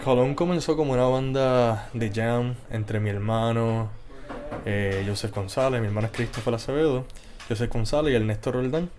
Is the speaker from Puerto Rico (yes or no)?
yes; Moca, Puerto Rico; fui hecho, nacido y criado en Moca, Puerto Rico